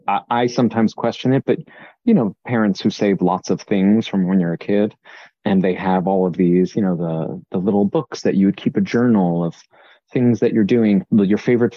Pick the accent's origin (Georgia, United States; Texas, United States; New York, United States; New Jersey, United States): New York, United States; Long Island; moved away; I grew up on Long Island, so I was not a Jersey Shore person. I was never a beach person even.